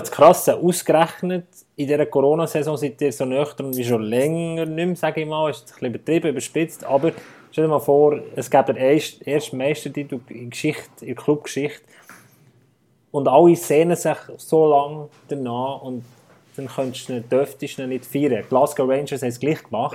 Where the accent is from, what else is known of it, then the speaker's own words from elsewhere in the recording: Bern, Switzerland; ich bin Gotro-Sympathisant als Berner